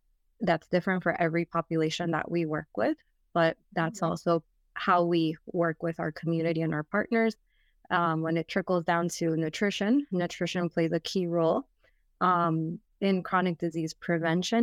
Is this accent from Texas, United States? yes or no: no; Miami, Florida, United States; also born or lived in Orlando; I wanted to move back to my hometown of Miami.